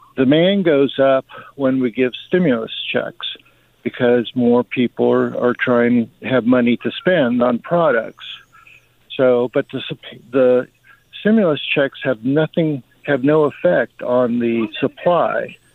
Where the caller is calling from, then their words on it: Atlanta, Georgia, United States; I'm calling from Atlanta